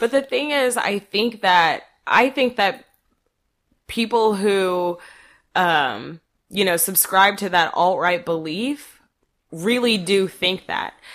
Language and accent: English; North Texas, United States; I grew up here in North Texas